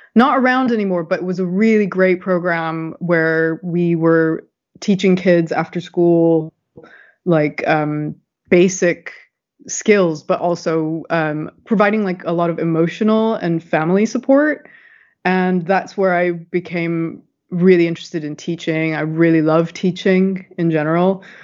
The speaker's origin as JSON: {"language": "English", "town": "San Diego", "region": "California", "country": "United States", "tie": "born or raised there", "also_born_or_lived": "Berkeley, California", "moved": "as an adult", "lives_now": "London, United Kingdom", "said": "I'm originally from California. As you can tell, I'm not from the UK. And uh, grew up in San Diego"}